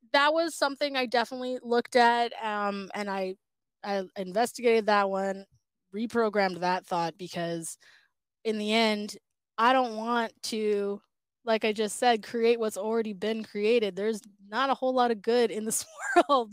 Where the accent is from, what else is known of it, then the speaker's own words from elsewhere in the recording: Surrey, British Columbia, Canada; now in Vancouver, Canada; I grew up in Surrey